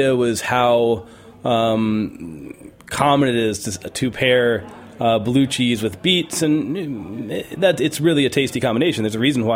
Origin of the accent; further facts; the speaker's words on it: New Mexico, United States; now in Big Sur, United States; growing up in New Mexico